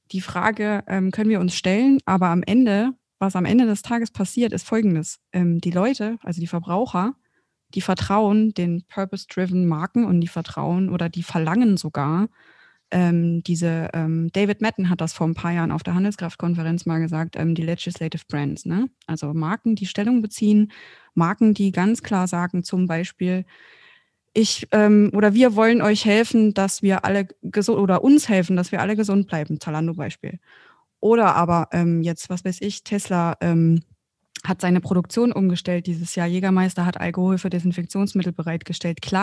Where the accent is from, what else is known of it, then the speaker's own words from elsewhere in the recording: Bavaria, Germany; sogar ich aus Franken.